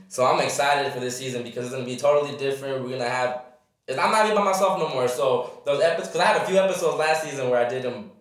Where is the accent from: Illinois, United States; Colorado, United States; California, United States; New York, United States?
California, United States; Riverside; also born or lived in Fullerton / Victorville; I'm just raised in Riverside. Been here basically my whole life.